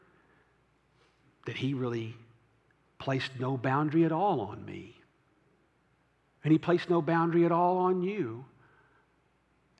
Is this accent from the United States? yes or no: yes; the South, United States; also born or lived in Franklin; I was raised in the South